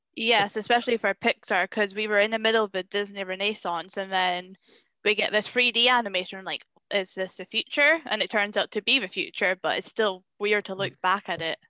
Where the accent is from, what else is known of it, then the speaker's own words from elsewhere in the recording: Scotland, United Kingdom; I am Scottish. I am a Scottish person